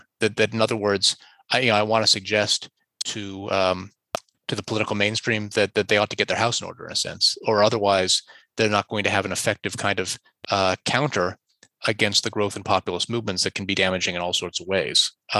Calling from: Canada; I'm talking from Canada, in which we've had an occupation going on in the capital

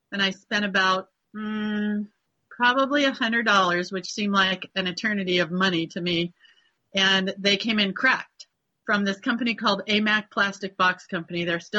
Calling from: United States; We are in the Sierra Nevada mountains in between Sacramento and Reno. That's what I usually tell people.

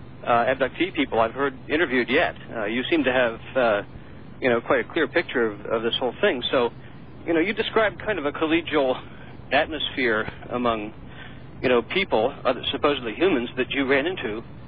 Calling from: San Diego, California, United States; I'm from San Diego.

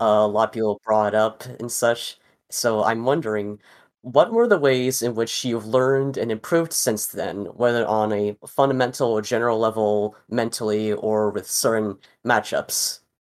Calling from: South Florida, United States; I am calling in from South Florida

